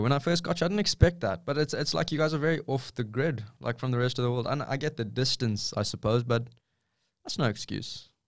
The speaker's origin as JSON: {"language": "English", "country": "South Africa", "moved": "as an adult", "lives_now": "Australia", "said": "I'm from South Africa, like a third world country."}